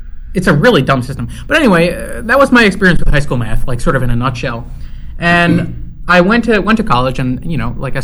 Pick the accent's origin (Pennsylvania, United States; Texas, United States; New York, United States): New York, United States; moved away; I'm from New York, and I went to a school at Stony Brook